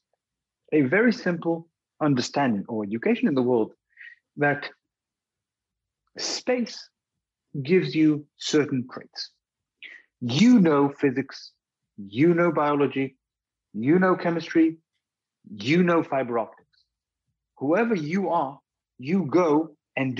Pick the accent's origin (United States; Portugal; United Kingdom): United Kingdom; also born or lived in Israel; when I grew up in the UK